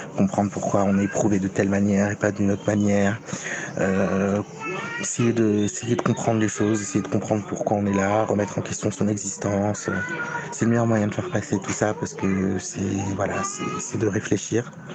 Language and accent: French; Morocco; je suis marocain, je suis marocain